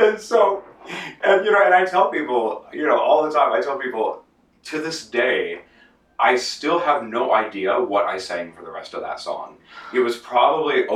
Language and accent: English; outside of Los Angeles, Southern California, United States; I grew up in Southern California outside